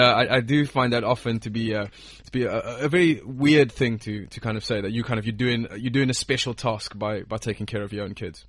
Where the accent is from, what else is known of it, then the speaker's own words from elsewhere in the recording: South Africa; where I'm from, I'm from South Africa